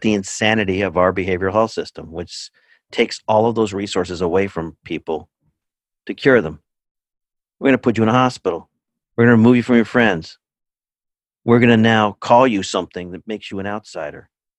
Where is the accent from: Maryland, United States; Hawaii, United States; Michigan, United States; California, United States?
California, United States; now in Cambridge, Massachusetts, United States; I'm in Cambridge, Massachusetts. I grew up in California